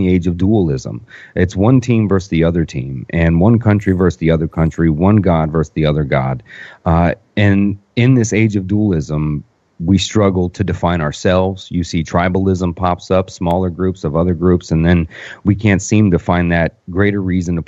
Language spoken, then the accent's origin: English; Orlando, Florida, United States; I'm from Orlando. I live in Orlando